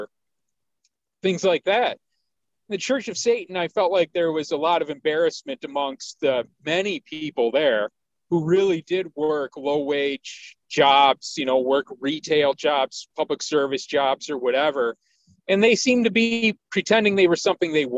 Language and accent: English; Detroit, Michigan, United States; I grew up in Detroit